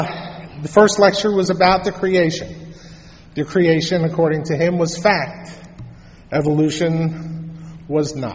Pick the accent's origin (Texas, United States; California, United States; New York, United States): New York, United States; New York City; I was born in Brooklyn, New York